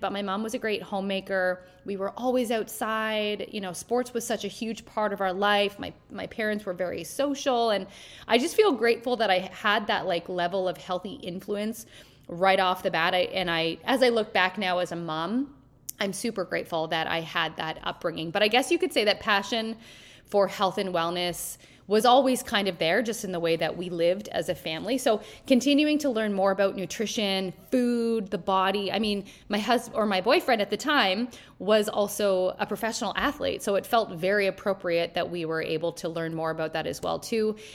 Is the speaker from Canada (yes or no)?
yes; small hometown in Ontario, Canada; also born or lived in Timmins / Toronto; we were both from the same small hometown